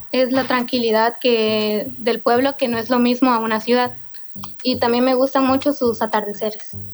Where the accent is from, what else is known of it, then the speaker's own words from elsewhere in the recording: Nuevo Progreso, Campeche, Mexico; Yo soy de Nuevo Progreso, Carmen Campeche